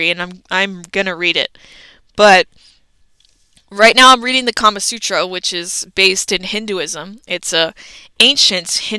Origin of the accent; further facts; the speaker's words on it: United States; we grew up in America